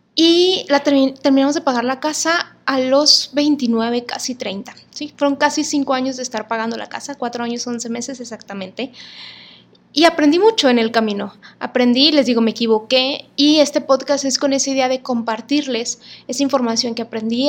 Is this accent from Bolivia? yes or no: no; Monterrey, Nuevo León, Mexico; soy regia